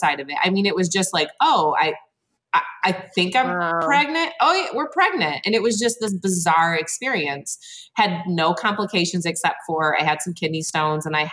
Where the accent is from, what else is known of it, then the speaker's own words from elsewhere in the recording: Flint, Michigan, United States; So I am from mid-Michigan. I'm from the Flint area.